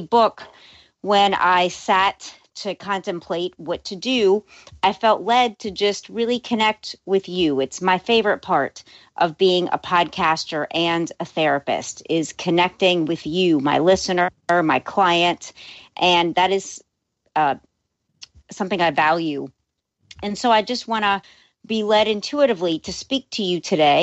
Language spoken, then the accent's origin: English; New Orleans, Louisiana, United States; moved away as an adult; now in Los Angeles, United States; I was born and raised in New Orleans